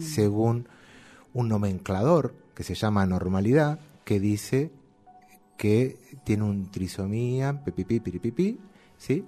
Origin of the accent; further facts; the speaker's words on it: Quilmes, Buenos Aires Province, Argentina; nacido y criado en Quilmes